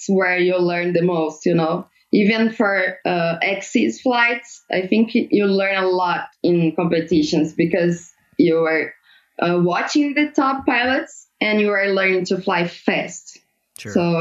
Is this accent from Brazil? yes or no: yes; near Andradas, Minas Gerais, Brazil; my hometown in Andradas